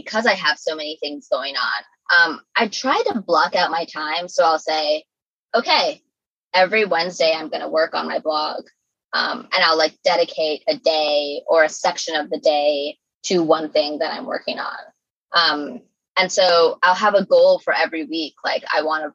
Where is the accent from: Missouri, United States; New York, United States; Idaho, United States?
New York, United States; New York City; as a New Yorker